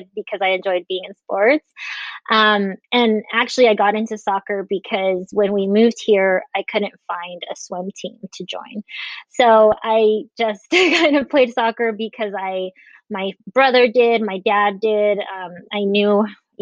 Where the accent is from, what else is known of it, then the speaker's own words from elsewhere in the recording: Las Vegas, Nevada, United States; also born or lived in Guatemala / Henderson, Nevada; we moved here from Guatemala and have been here ever since. I've traveled a little bit, but basically have been in Vegas all my life